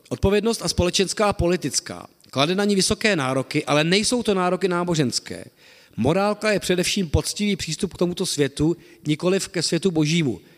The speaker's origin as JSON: {"language": "Czech", "country": "Czechia"}